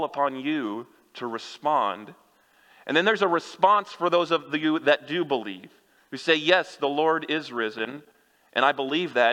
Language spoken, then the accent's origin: English; Kansas, United States; moved away; I'm from Kansas